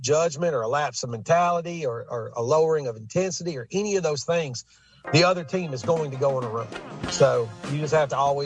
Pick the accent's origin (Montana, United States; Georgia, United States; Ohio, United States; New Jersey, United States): Georgia, United States; Bartow County; I'm a graduate from Cass, and I played basketball at Cass